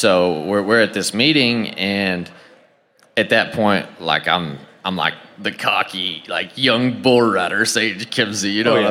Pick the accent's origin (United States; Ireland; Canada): United States; Oklahoma; I come back to my hometown from a tiny town in Oklahoma